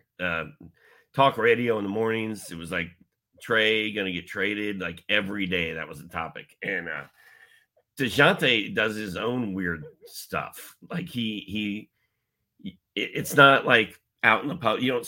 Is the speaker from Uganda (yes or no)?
no; Indianapolis, Indiana, United States; moved away; I'm from Indianapolis originally